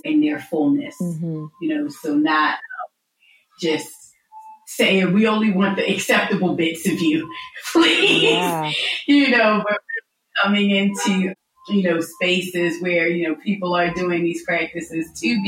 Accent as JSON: {"language": "English", "town": "Philadelphia", "region": "Pennsylvania", "country": "United States", "tie": "born or raised there", "also_born_or_lived": "United Kingdom", "moved": "yes", "lives_now": "Los Angeles, United States", "said": "was born in Philadelphia, but I lived in the UK for 20 years up until this past February."}